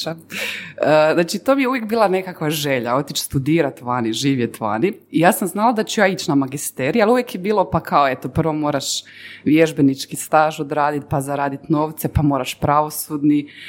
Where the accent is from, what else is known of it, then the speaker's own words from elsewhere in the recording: Herzegovina, Bosnia & Herzegovina; ja sam Hercegovac